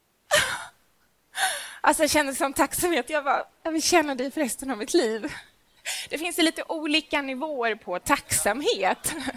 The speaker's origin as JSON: {"language": "Swedish", "region": "Småland", "country": "Sweden", "said": "jag är nämligen från Småland"}